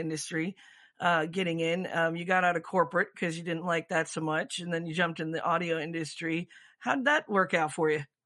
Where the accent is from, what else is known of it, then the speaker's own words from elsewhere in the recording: Michigan, United States; moved away; also born or lived in Florida; I grew up in Michigan, so it's kind of in my blood